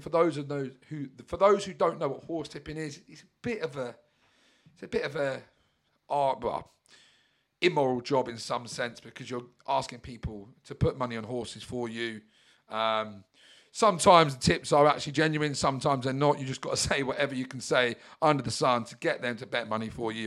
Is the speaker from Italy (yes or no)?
no; Brighton, South East England, United Kingdom; I'm a British Yob from Brighton